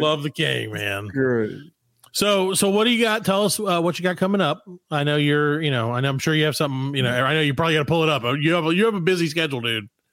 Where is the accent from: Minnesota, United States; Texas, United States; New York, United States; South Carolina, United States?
South Carolina, United States; we're only from South Carolina